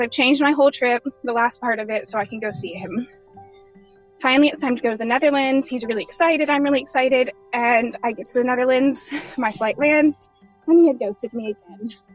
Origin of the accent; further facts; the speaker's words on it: United States; moved away; also born or lived in Czech Republic; I'm from America